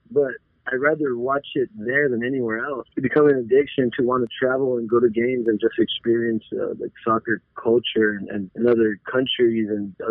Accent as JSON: {"language": "English", "town": "Tucson", "region": "Arizona", "country": "United States", "tie": "born or raised there", "also_born_or_lived": "Nogales", "said": "I'm from Tucson, Arizona. Been here for pretty much my whole life. I'm from Nogales actually, but I've uh, been in Tucson for like 15 years or so, so I'm pretty much from Tucson at this point."}